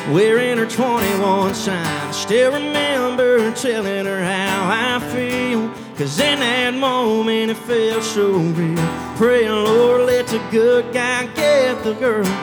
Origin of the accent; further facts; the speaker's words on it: Savannah, Georgia, United States; I, uh, I'm from Savannah, Georgia. And uh, it's a long ways from here.